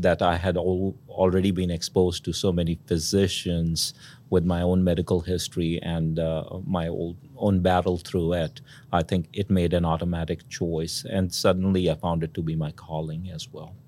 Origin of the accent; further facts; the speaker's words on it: India; moved away; I grew up in India, uh, in a middle class, uh, household